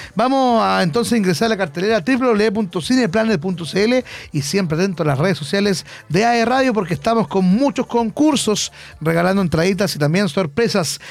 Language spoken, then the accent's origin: Spanish; Concepción, Biobío, Chile; Hoy somos de Concepción